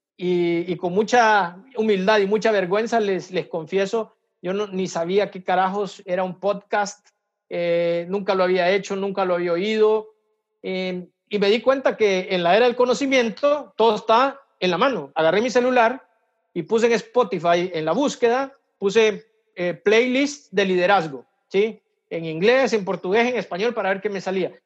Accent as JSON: {"language": "Spanish", "country": "El Salvador", "moved": "as an adult", "lives_now": "Brazil", "said": "yo soy salvadoreño, eh, trabajo aquí en Brasil, estoy expatriado"}